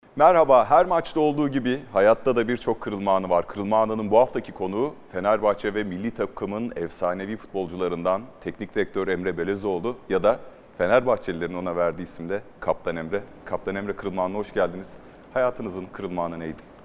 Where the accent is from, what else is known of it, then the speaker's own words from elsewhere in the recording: Mersin, Turkey; ben de Mersinliyim